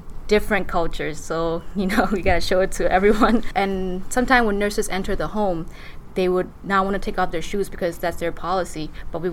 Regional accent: Shan State, Myanmar; moved away; I'm from Burma in region of Dongji, which is a Shan state of Burma

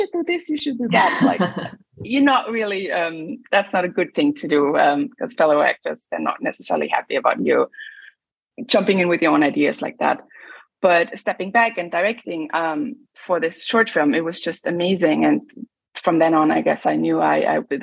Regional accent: Linz, Upper Austria, Austria; moved away as an adult; also born or lived in London, United Kingdom; now in Berlin, Germany; I was growing up in Austria. It's quite a conservative country.

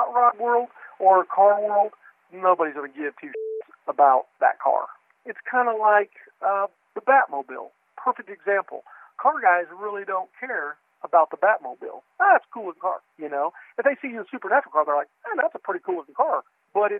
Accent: Kansas, United States; I'm just a dumbass country farm boy. I'm from Kansas.

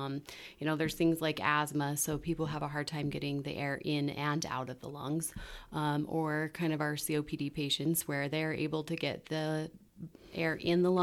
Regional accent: Ogden, Utah, United States; I'm born and raised in Ogden

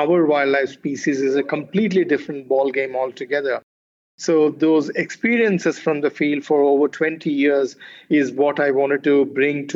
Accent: Deccan Plateau, India; also born or lived in Karnataka; I was born in the Deccan Plateau and almost grew up in everywhere in Deccan Plateau.

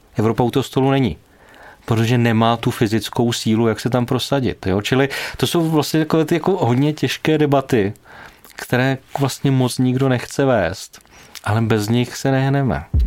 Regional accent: Czechia

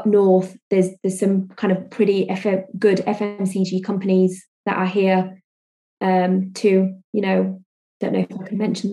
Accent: India; also born or lived in Spain; now in Greater Manchester, United Kingdom; Being Indian

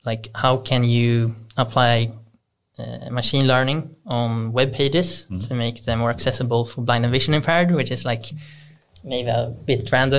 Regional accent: Stockholm, Stockholm County, Sweden

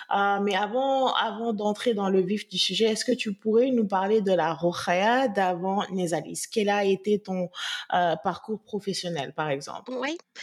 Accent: Senegal; en tant que Sénégalaise

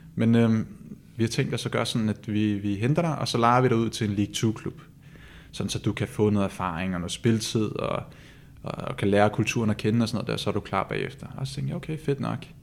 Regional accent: Copenhagen, Capital Region of Denmark, Denmark; moved away as an adult; now in Odense, Denmark; jeg er født i København

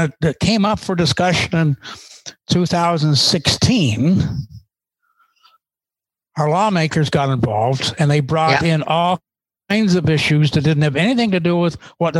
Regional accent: Canada; As Canadian

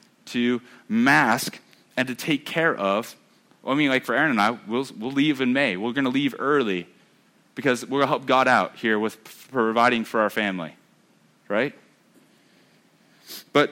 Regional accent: United States; I'm American

